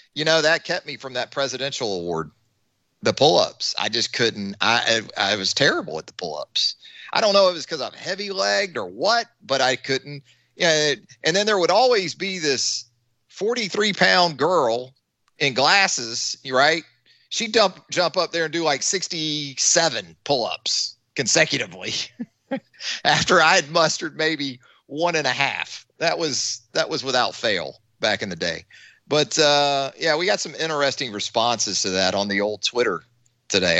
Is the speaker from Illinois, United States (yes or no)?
no; Missouri, United States; I'm from Missouri, which is the Show Me State